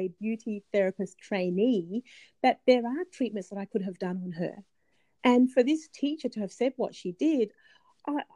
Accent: Australia; I'm Australian

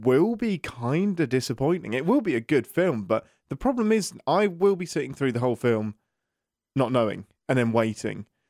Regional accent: England, United Kingdom; I'm an Englishman in America at the minute

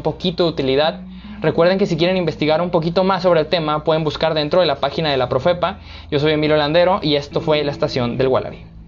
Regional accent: Córdoba, Veracruz, Mexico; el caso de mi ciudad, en, en, Córdoba

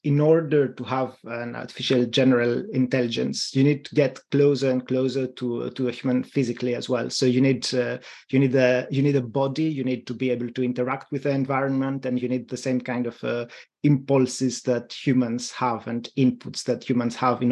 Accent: Greece; accent: Greek; my Greek accent

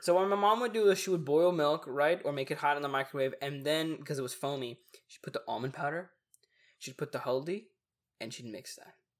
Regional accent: Texas, United States; we're hella Texan

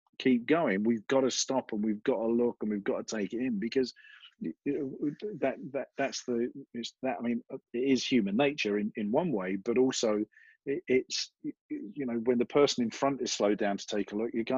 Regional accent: London, United Kingdom; now in United States; what part of Australia are you from? And I say London

